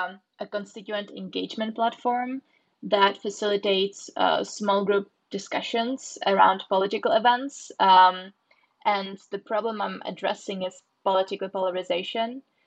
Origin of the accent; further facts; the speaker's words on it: Czechia; also born or lived in London, United Kingdom; now in Austin, United States; I come from the Czech Republic, and then I lived for 7 years in London before I moved to the US.